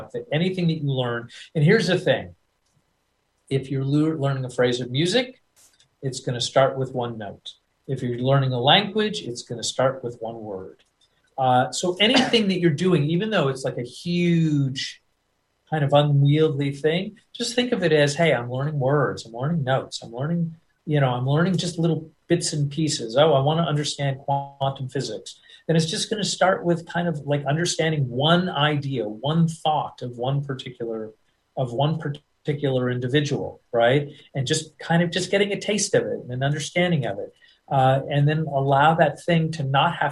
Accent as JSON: {"language": "English", "country": "United States", "accent": "American", "said": "I'll always sound like an American guy."}